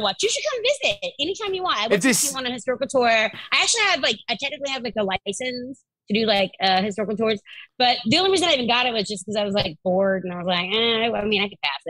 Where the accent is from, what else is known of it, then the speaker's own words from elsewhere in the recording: Charleston, South Carolina, United States; I'm from Charleston, South Carolina.